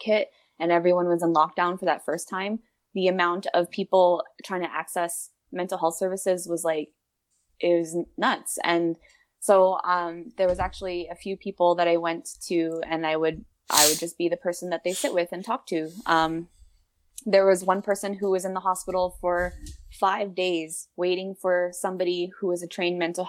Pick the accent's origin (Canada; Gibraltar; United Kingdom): Canada; Winnipeg, Manitoba; I was born and raised in the North End of Winnipeg